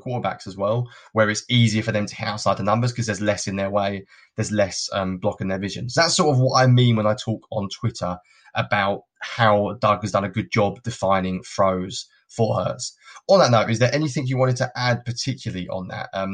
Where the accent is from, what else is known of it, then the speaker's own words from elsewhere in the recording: United Kingdom; I'm a Brit. I wasn't brought up with it